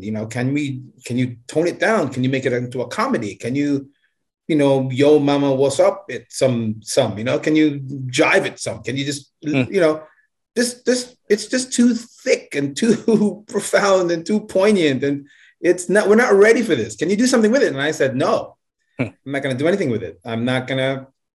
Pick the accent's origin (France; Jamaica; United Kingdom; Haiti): Jamaica; also born or lived in United States; now in Japan; I'm from Jamaica